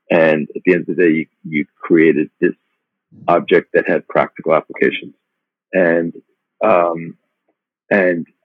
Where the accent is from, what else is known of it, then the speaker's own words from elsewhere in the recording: Long Island, New York, United States; also born or lived in Brooklyn; I was born in Brooklyn, but raised actually uh, on Long Island